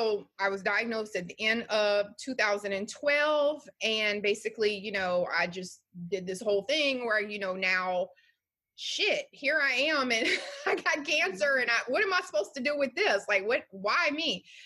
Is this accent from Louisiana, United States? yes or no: yes; Louisiana, United States; I'm from Louisiana and I had a great mom and dad, but they didn't teach me anything about life.